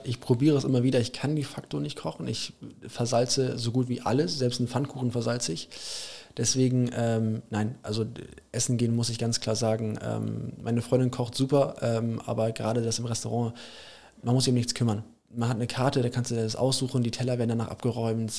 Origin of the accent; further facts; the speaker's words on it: Germany; also born or lived in England; ich fahre auch ganz gerne als Deutscher